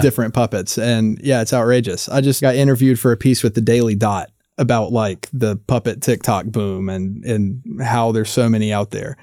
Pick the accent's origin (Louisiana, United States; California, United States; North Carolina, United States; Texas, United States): North Carolina, United States; I'm from North Carolina